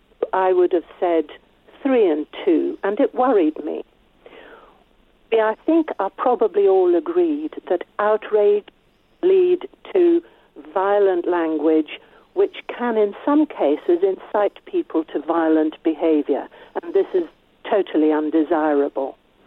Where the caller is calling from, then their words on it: Forfar, Scotland, United Kingdom; I'm calling from Forfar in Scotland.